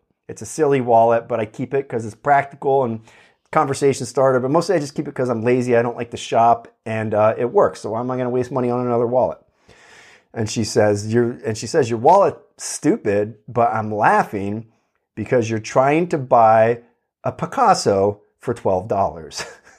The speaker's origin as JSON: {"language": "English", "region": "Pennsylvania", "country": "United States", "tie": "born or raised there", "lives_now": "California, United States", "said": "It's bizarre, you know, like to someone growing up in Pennsylvania, it was weird."}